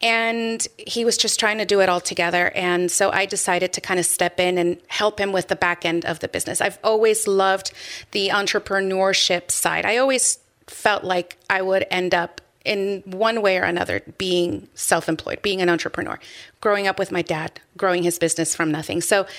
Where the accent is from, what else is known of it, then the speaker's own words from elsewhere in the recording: Peru; born there; moved away; Yes. We are from Peru. I was born in Peru.